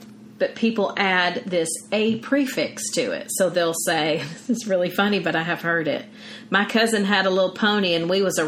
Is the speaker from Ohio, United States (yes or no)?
no; Louisiana, United States; And I've definitely heard that. I'm from Louisiana.